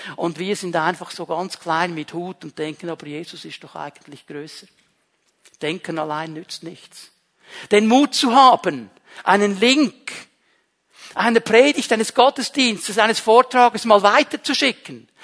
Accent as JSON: {"language": "German", "region": "Zurich", "country": "Switzerland", "tie": "born or raised there", "accent": "Zürichdeutsch", "first_language": "Swiss German", "lives_now": "Bern, Switzerland", "said": "ich bin aufgewachsen in einem kleinen Bauerndorf und wir waren eine der wenigen Familien mit einem italienischen Vater, einer Schweizer Mutter. Ich bin in der Schweiz geboren. Ich kannte Italien nur von den Ferien. Ich kann auch nicht gut Italienisch, Schweizerdeutsch, Zürichdeutsch. So habe ich gelernt zu reden"}